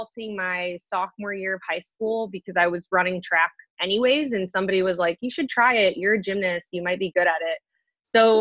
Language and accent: English; Green, Ohio, United States; also born or lived in Indiana; I was born and raised in Ohio in a small little city called Green. So I'm from Green, Ohio